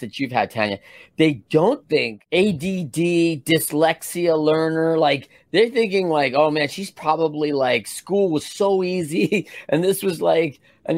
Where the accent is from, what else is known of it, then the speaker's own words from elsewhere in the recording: Midwest, United States; I grew up in the Midwest, so a lot of farming